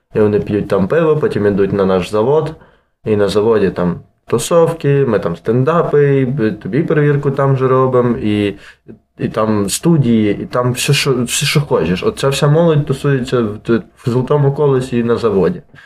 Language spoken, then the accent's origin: Ukrainian; Lviv, Lviv Oblast, Ukraine; born or raised there